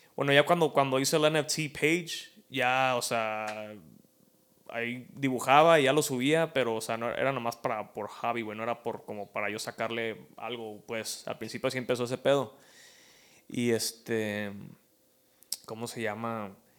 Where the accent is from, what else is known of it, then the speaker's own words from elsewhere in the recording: Chicago, Illinois, United States; pues soy de Chicago